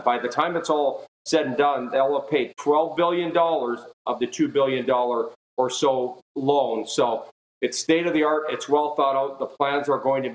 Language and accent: English; Edmonton, Alberta, Canada; now in Texas, United States; my hometown Edmonton